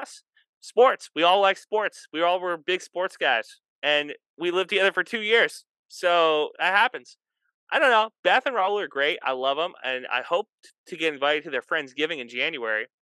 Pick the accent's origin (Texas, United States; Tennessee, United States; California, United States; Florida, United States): Texas, United States; San Antonio; moved away; I'm from San Antonio